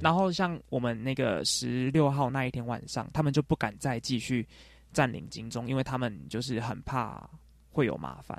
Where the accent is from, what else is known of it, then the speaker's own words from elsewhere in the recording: Taiwan; 我说我是从台湾来的